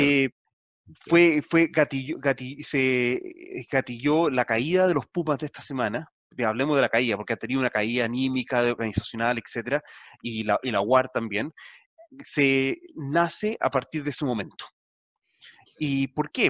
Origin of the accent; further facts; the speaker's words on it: Chile; now in New Zealand; como latinoamericano, como chileno